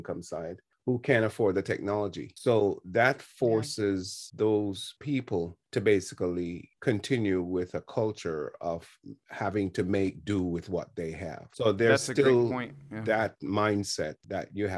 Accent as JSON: {"language": "English", "country": "Jamaica", "tie": "born or raised there", "moved": "yes", "lives_now": "United States", "said": "as a kid growing up in Jamaica"}